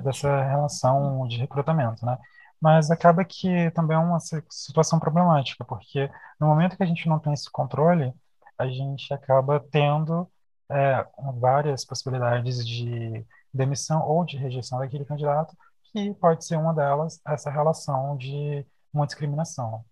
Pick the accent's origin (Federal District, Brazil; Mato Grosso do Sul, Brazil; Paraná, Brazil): Federal District, Brazil; Brasília; a gente é aqui de Brasília, né? A gente mora e estuda aqui em Brasília